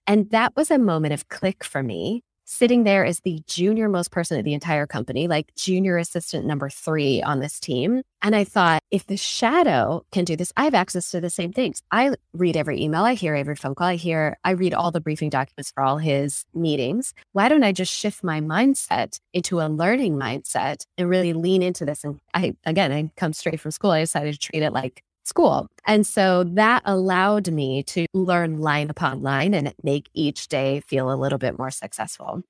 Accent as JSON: {"language": "English", "town": "Seattle", "region": "Washington", "country": "United States", "tie": "born or raised there", "also_born_or_lived": "Silicon Valley", "moved": "as an adult", "said": "Seattle economy, which is my hometown"}